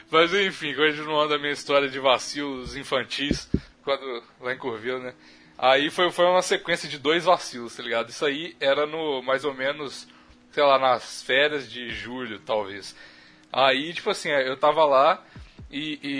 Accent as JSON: {"language": "Portuguese", "town": "Curvelo", "region": "Minas Gerais", "country": "Brazil", "tie": "born there", "said": "Na, na, na, em Curvelo, que eu nasci em Curvelo, pra quem não sabe."}